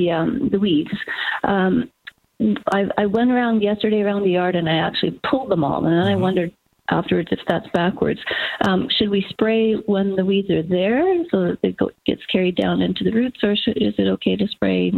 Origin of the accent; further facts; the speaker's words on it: Canada; also born or lived in Sun City, Arizona; We're snowbirds from Canada, and we've had our home for just a year.